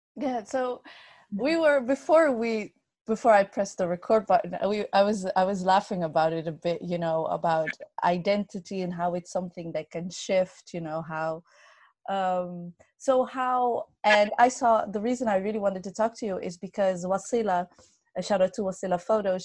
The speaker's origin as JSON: {"language": "English", "country": "Netherlands", "tie": "born or raised there", "said": "I was born and raised in the Netherlands"}